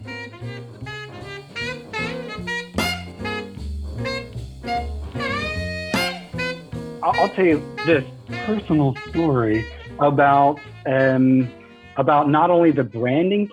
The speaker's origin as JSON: {"language": "English", "region": "the South", "country": "United States", "tie": "born or raised there", "said": "The way I grew up in the South"}